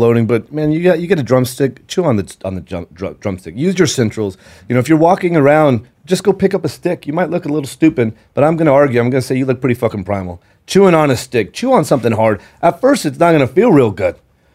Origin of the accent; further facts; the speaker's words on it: San Antonio, Texas, United States; I grew up in San Antonio